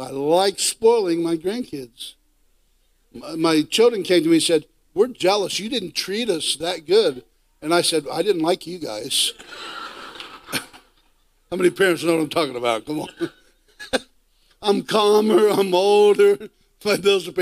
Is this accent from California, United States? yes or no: no; Ohio, United States; I'm from Ohio in the United States